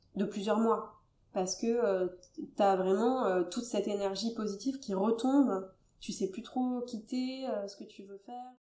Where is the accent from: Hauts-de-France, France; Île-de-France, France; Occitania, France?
Occitania, France; Toulouse; moi, je suis originaire de Toulouse